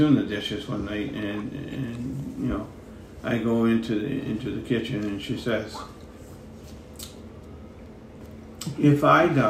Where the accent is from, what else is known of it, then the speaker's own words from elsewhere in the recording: Dartmouth, Nova Scotia, Canada; back to Dartmouth to Castle Lane. That's where we lived